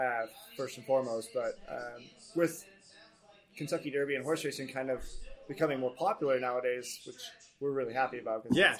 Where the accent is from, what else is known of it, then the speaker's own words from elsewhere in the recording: Germany; English is a second language; now in United States; I was born in Germany as well. grew up there. But I consider myself pretty American at this point.